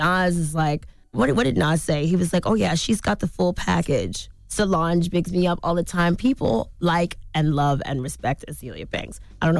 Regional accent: Harlem, New York, United States; I don't agree that they should support me just because I'm from Harlem.

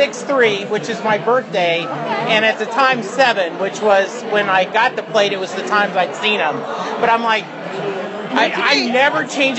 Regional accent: Dallas, Texas, United States; I'm from Dallas, Texas. I do, yeah

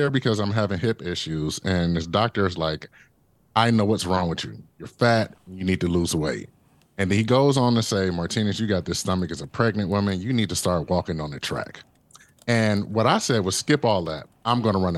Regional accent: Detroit, Michigan, United States; a young Black kid growing up in Detroit, Michigan

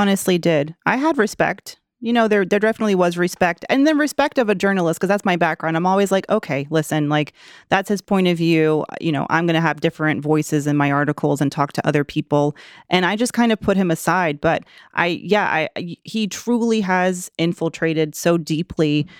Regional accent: the South, United States; I'm from the South

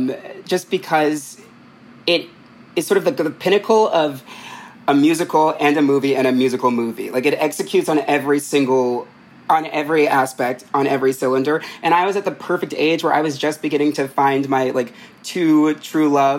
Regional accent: New Jersey, United States; I'm from Jersey

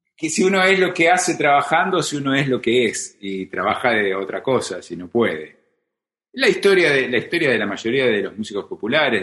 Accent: Isidro Casanova, Buenos Aires Province, Argentina; also born or lived in Hurlingham; Yo soy del oeste, sí. Nací en Hurlingham, cuando Urlingam era morón, no era un partido, no se había independizado. Y muy, a los nueve años me mudé a, a Isidro Casanova. Y bueno, esa es, digamos, mi patria, mi patria de infancia es, es Isidro Casanova

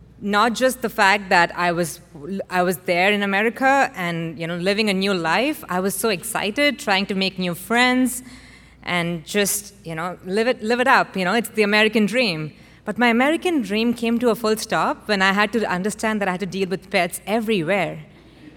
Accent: India; moved away as an adult; also born or lived in Austin, Texas; now in Houston, United States; I grew up in India, where animals live a very different life from us humans

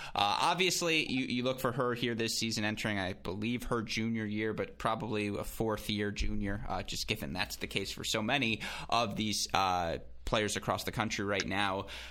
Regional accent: Michigan, United States; I'm from Michigan. You know, went to the University of Michigan. I'm a Midwest kid through and through

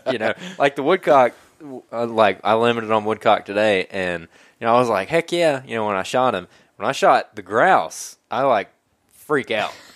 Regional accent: Alabama, United States; I'm from Alabama. I'm a deer and rabbit hunter from Alabama

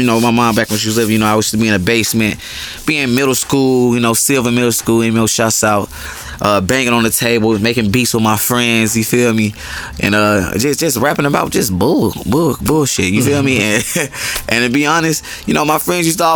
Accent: Atlanta, Georgia, United States; also born or lived in Chicago; Born in Chicago, raised in Summer Hill. I've been there since I was like real little

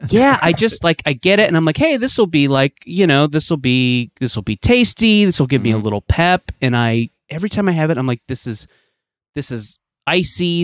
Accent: West Coast, United States; I grew up on the West Coast

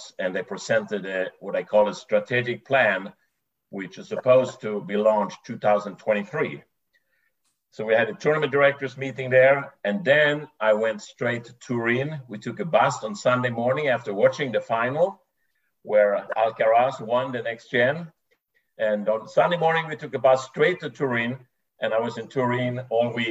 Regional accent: Sweden; moved away; I grew up in Sweden

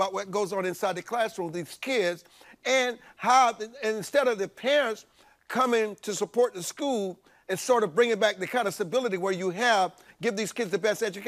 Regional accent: Marion, South Carolina, United States; moved away; my hometown of Marion, South Carolina

